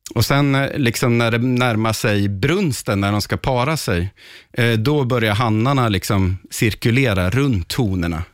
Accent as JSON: {"language": "Swedish", "region": "Östergötland", "country": "Sweden", "tie": "born or raised there", "said": "jag växte upp i Östergötland"}